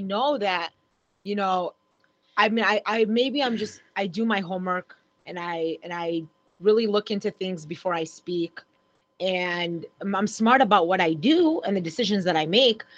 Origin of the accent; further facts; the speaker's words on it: Oak Park, United States; growing up in Oak Park